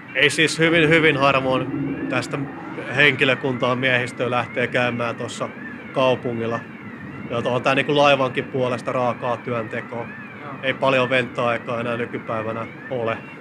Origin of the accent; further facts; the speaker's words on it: Southeast Finland, Finland; Mä olen itse kotoisin tuolta Kaakkois-Suomesta Suomesta